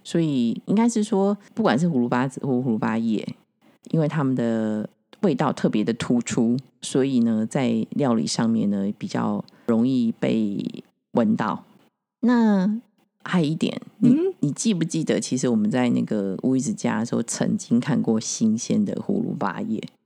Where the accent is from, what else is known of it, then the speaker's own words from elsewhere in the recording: Taiwan; 我们台湾人